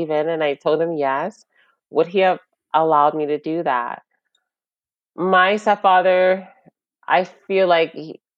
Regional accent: New York, United States; we just started school in New York

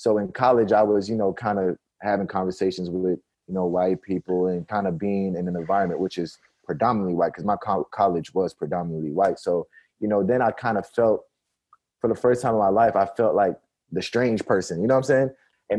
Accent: Nigeria; born there; I'm like African American, but I was born in Nigeria. So like my parents, like I'm 100% African.

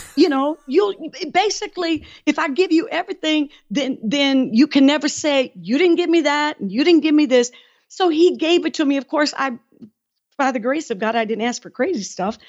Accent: Detroit, Michigan, United States; moved away as an adult; also born or lived in West Virginia; I was from Detroit

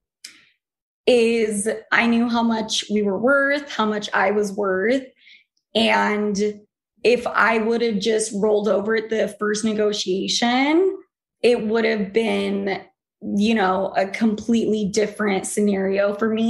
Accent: Utah, United States; moved away; also born or lived in New York; I came from Utah.

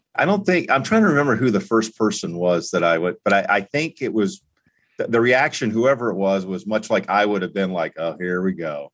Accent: Florida, United States; also born or lived in North Carolina; now in Indianapolis, United States; growing up in Florida

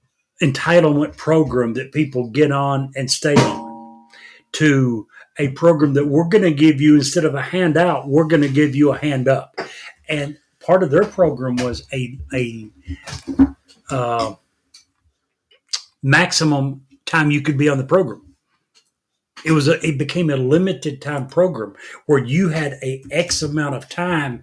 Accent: Monticello, Kentucky, United States; I was born and raised in Monticello, Kentucky.

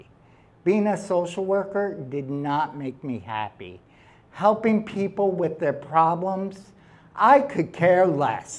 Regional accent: New York City, New York, United States; she met me in Staten Island because that's where I'm from

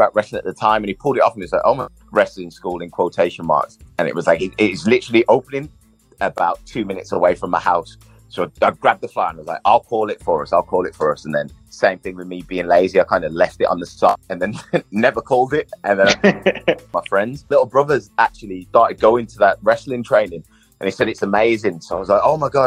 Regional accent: Birmingham, West Midlands, United Kingdom; moved away as an adult; also born or lived in Manchester; I was born in Birmingham, lived in Birmingham until I came to uni. And I came to uni late. So I was probably in Birmingham for like the first 21 to 22 years of my life.

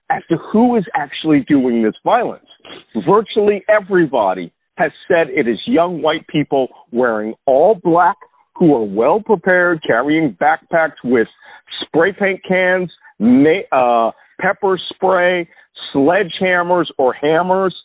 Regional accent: Philadelphia, Pennsylvania, United States; I grew up in West Philly

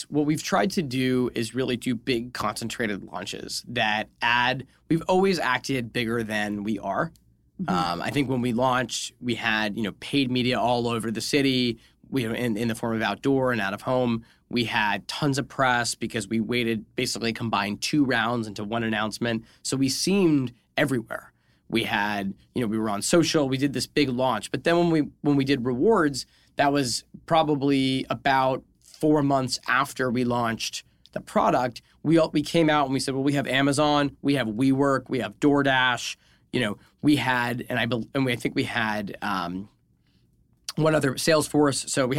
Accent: New England, United States; We're both from New England. We know what goes down at the McDonald's.

